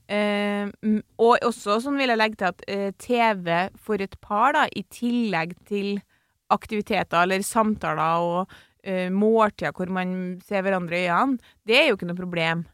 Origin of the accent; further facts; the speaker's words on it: Trøndelag, Norway; jeg er trønder